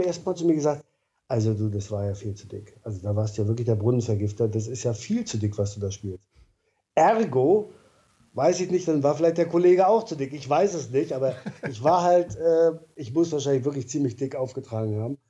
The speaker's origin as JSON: {"language": "German", "region": "East Germany", "country": "Germany", "also_born_or_lived": "Stralsund / Berlin", "said": "bei uns im Osten, gab es in den Betrieben immer so die Straße der Besten"}